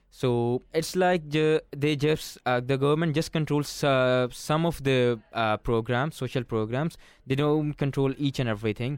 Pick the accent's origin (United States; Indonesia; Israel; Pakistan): Pakistan; moved away; I'm from Pakistan